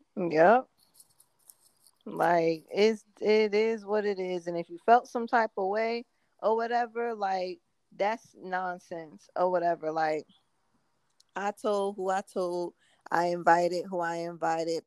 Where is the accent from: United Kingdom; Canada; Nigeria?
Nigeria; African and being Nigerian